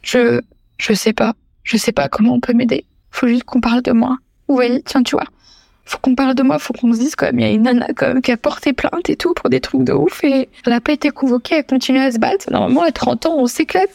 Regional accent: Limoges, Nouvelle-Aquitaine, France; moved away; ma ville natale, Limoges

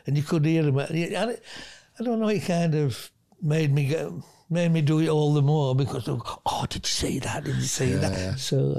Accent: Bristol, South West England, United Kingdom; You know, I'm from Bristol and I go, I've seen Joe Jordan, he's from Bristol.

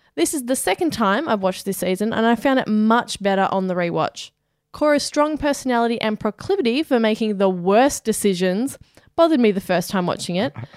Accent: Australia; We are Australian.

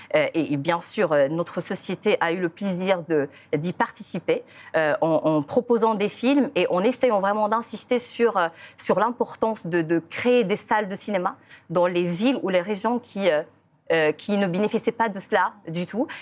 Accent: Ouarzazate, Drâa-Tafilalet, Morocco; moved away as an adult; also born or lived in Bordeaux, France; now in France; ma ville natale ou Arzazat, qui est la Hollywood de l'Afrique.

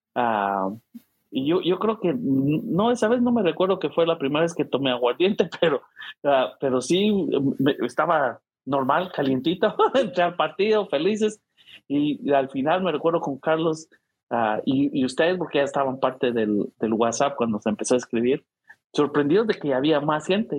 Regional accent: San Pedro Carchá, Alta Verapaz, Guatemala; now in St. Louis, United States; en mi pueblo, todos los que éramos fanáticos habíamos nacido ahí

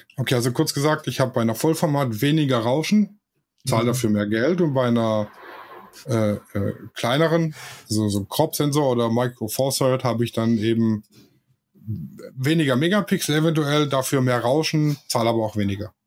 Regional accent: Swabia, Germany; ich bin Schwabe

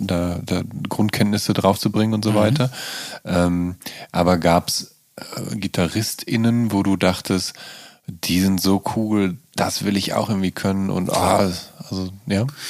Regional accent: Dinslaken, North Rhine-Westphalia, Germany; ansässig in meiner Geburtsstadt Dienstlagen

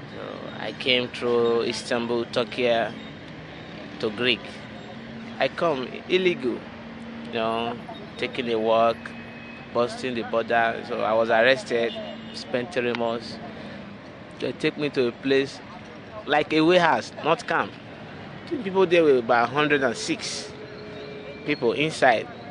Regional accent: Liberia; moved away as an adult; now in Greece; I'm from Liberia.

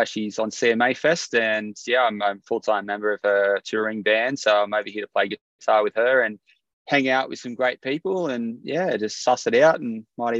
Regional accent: Tamworth, New South Wales, Australia; My aunties and uncles all play music and have always played gigs around my hometown, and even my grandparents had a family band that played out Tamworth even before I was even born.

